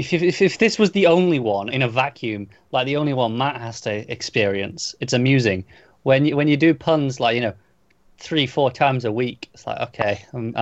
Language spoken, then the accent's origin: English; England, United Kingdom; I grew up in England. It's wet.